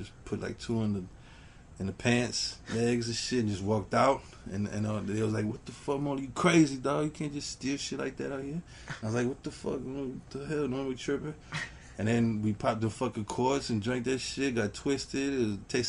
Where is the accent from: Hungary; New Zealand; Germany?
Germany; now in Miami, United States; I grew up in Germany